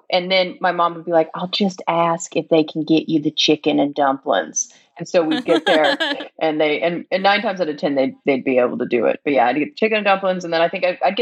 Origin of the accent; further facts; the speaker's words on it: Arab, Alabama, United States; accent: Southern; also born or lived in Missouri; I grew up in Alabama